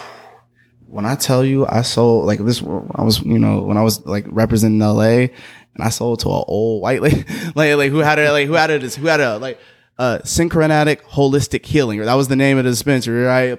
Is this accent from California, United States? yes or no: yes; Berkeley, California, United States; my hometown, B Town